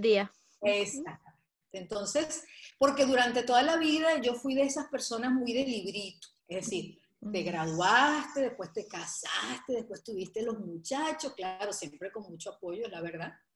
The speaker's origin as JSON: {"language": "Spanish", "country": "Venezuela", "tie": "born or raised there", "also_born_or_lived": "Portugal / Nantes, France / Madrid, Spain", "moved": "as an adult", "lives_now": "Weston, United States", "said": "nací en Venezuela, a los tres años me fui a Portugal, nos fuimos a Portugal, y luego a los diez años regreso a Venezuela"}